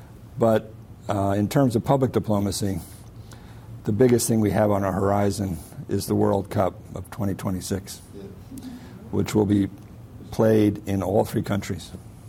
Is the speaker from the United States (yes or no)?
yes; United States